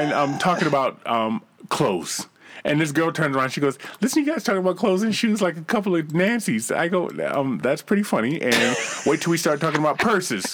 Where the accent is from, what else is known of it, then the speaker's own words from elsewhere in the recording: East Coast, United States; now in Utah, United States; we're both from the East Coast.